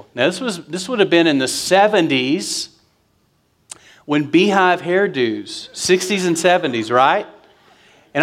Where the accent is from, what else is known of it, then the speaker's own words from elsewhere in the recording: West Texas, United States; I'm from West Texas